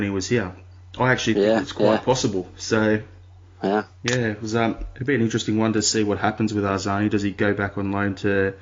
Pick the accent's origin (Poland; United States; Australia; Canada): Australia; as an Australian